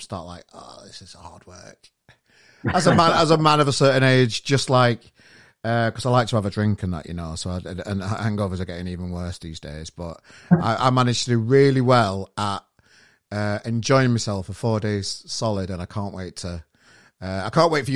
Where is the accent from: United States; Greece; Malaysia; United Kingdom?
United Kingdom; Sheffield, Yorkshire and the Humber; now in Manchester, United Kingdom; Sheffield, my hometown